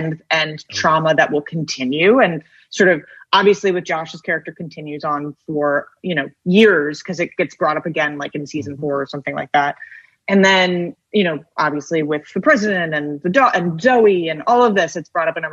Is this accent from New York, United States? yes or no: yes; New York, United States; as a New Yorker